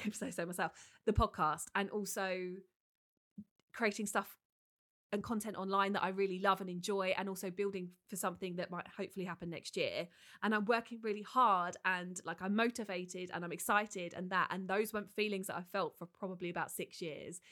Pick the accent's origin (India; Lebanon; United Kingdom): United Kingdom; we are so British